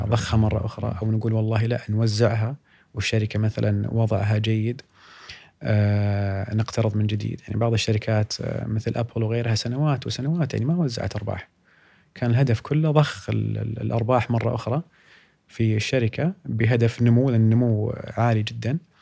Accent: Saudi Arabia; عندنا في السعوديه

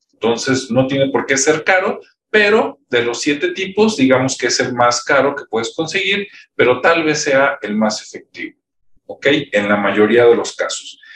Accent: Mexico; hay muchísimas acá en mi país, pero por ejemplo, pues no sé, está el TEC de Monterrey, está la Universidad de Guadalajara, la UNAM

